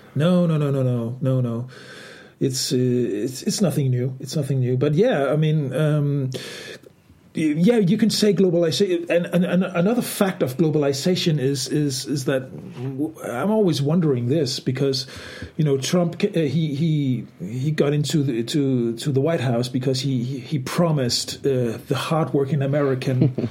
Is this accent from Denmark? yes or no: yes; Denmark; my country, Denmark